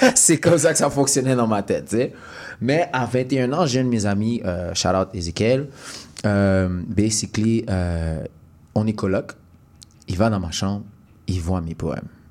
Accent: Montreal, Quebec, Canada; moved away as an adult; also born or lived in Sherbrooke; Je viens de Montréal

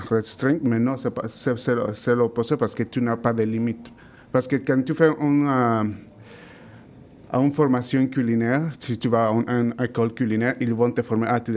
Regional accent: Mexico; French is a second language; Je, suis de je viens du Mexique, comme ça, là-bas, on mange beaucoup de viande.

